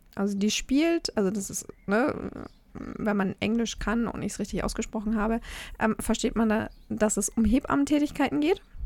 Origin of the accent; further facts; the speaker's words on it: Germany; bei uns in Deutschland